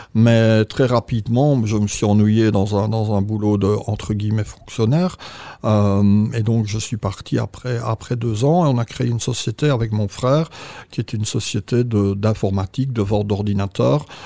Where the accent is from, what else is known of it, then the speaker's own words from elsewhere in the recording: Belgium; je suis belge, d'origine belge